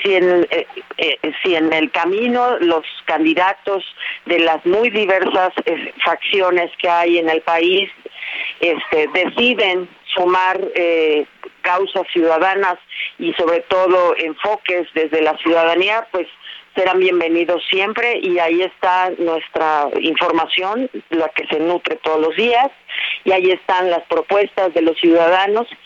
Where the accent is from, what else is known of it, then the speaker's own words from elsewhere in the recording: Mexico; aquello que nos está doliendo como mexicanos